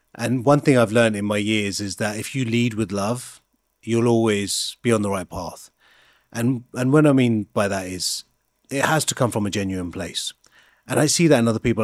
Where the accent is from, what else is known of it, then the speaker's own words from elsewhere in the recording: High Wycombe, South East England, United Kingdom; the culture I was brought up in, in High Wycombe